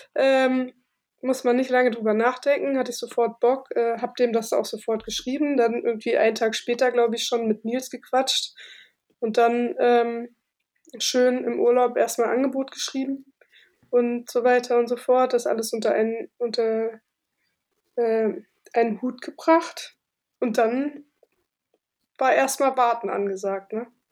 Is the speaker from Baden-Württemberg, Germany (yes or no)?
no; Berlin, Germany; also born or lived in Cologne; Ich komme aus Berlin